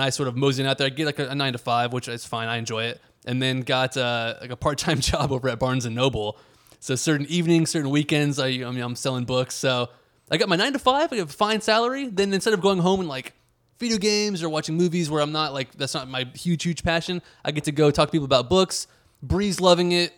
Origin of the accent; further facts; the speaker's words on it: Houston, Texas, United States; moved away as an adult; now in Washington, D.C., United States; growing up in the Greater Houston area